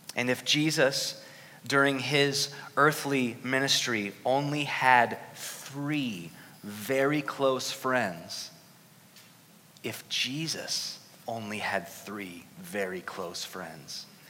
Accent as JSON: {"language": "English", "town": "Newark", "region": "Ohio", "country": "United States", "tie": "born or raised there", "moved": "yes", "said": "my hometown of Newark, Ohio"}